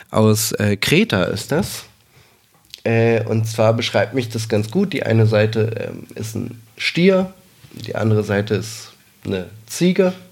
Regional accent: Berlin, Germany; born there; geboren in Berlin, ähm, lebe auch noch in Berlin

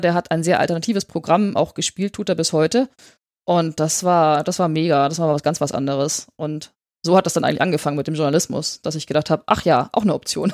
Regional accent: Upper Franconia, Bavaria, Germany; moved away as an adult; also born or lived in Bamberg / York, England / Munich; ich äh, bin in Oberfranken aufgewachsen. Also auch Bayern, aber nicht München.

